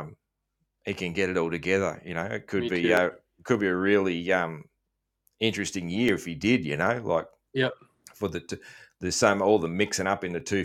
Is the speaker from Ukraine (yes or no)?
no; Australia; being an Aussie